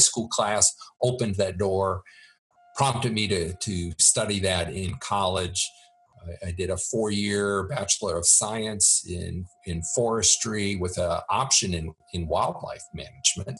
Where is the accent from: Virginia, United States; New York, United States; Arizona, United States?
Virginia, United States; I grew up in Virginia